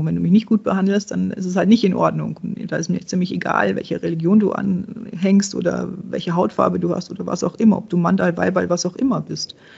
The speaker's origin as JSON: {"language": "German", "country": "Czechia", "tie": "born or raised there", "moved": "yes", "lives_now": "Germany", "said": "ich bin gebürtige Tschechin, meine, meine Großeltern kommen daher, meine, meine Mama kommt daher."}